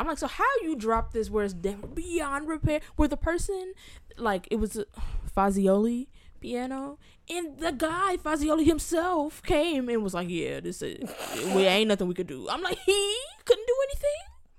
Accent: California, United States; moved away; but I'm also from California.

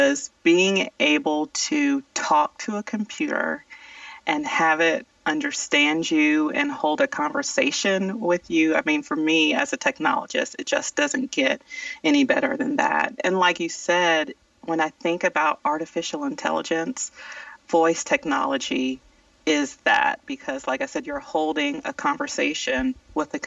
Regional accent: South Carolina, United States; moved away as an adult; now in Atlanta, United States; I grew up in South Carolina, and I came to Georgia, and I went to Spelman College

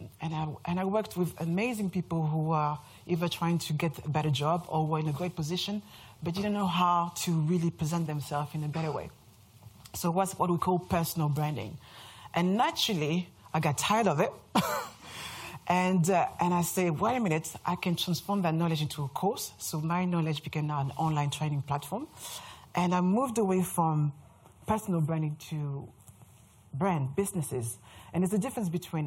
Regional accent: France; accent: French; English is a second language; moved away as an adult; now in London, United Kingdom; As you can hear from my accent, I'm French

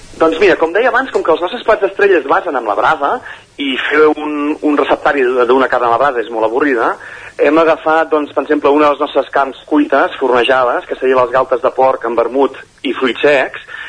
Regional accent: Caldes de Montbui, Catalonia, Spain; also born or lived in Manresa; vaig néixer a Manresa, però he viscut tota la vida a Caldés

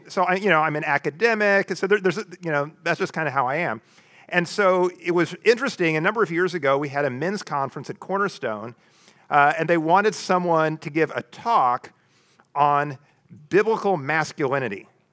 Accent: the Ozarks, United States; I grew up in the Ozarks

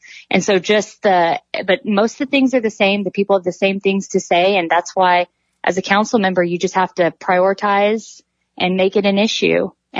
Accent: Midland, Texas, United States; moved away as an adult; also born or lived in Kansas City / Minneapolis; I was born and raised in Midland. I graduated from Midland Christian, and then I went on and graduated from Midland College and then went to Texas A&M.

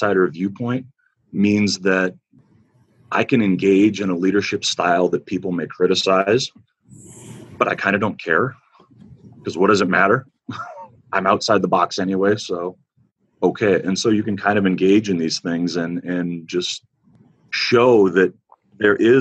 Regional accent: Northwest Minnesota, United States; the small, skinny, blind, severely asthmatic little boy they had on the farm growing up in Northwest Minnesota

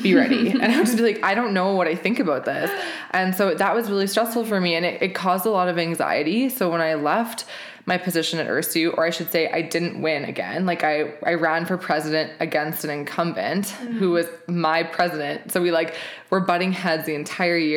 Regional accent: Regina, Saskatchewan, Canada; moved away as an adult; now in Calgary, Canada; I am a Saskatchewan born and raised girl. I grew up in Regina.

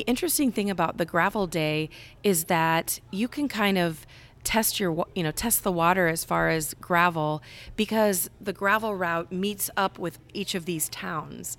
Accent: Cedar Rapids, Iowa, United States; my hometown, Cedar Rapids, Iowa

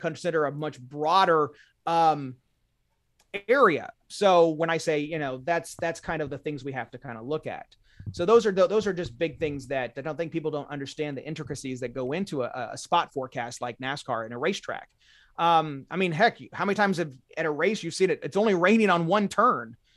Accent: Indianapolis, Indiana, United States; I'm from Indiana, central Indiana

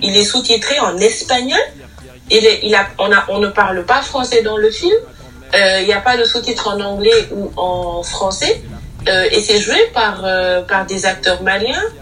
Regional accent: Senegal; nous sommes africains, nous sommes sénégalais

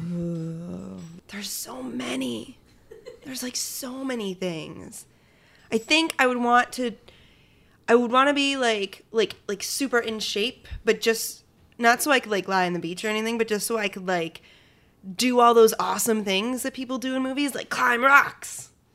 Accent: Shelton, Connecticut, United States; I grew up in Shelton, Connecticut, home of the wiffle ball

